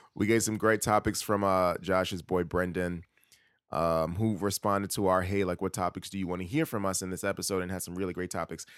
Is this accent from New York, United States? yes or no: yes; New York City, New York, United States; now in Brooklyn, United States; I'm actually from Queens.